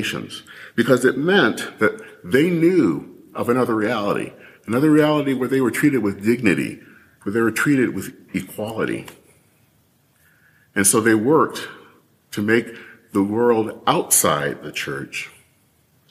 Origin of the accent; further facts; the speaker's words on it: Michigan, United States; as a kid growing up in Michigan